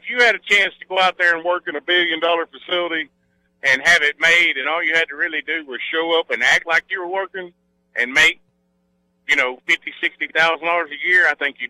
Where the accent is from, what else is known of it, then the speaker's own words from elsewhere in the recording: Macon, Mississippi, United States; because I'm from Macon.